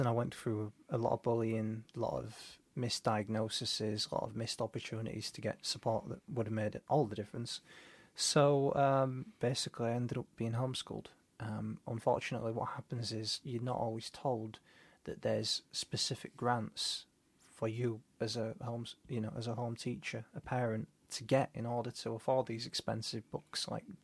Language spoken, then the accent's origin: English; Leeds, Yorkshire and the Humber, United Kingdom; I'm unashamedly from Seacroft